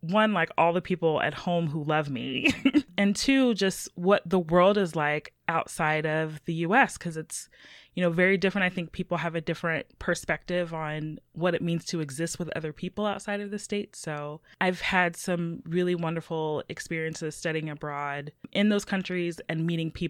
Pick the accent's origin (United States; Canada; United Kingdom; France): United States; West Virginia; also born or lived in Puerto Rico; I grew up in in West Virginia, and so I, it was sort of a it was a small city city. I say that with air quotes, but there was not much in terms of of diversity where I was.